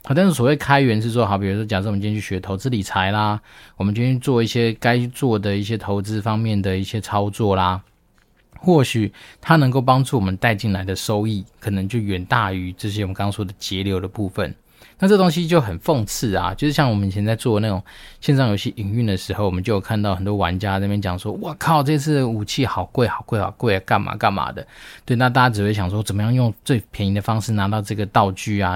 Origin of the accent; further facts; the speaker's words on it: Taiwan; 身为一个台湾人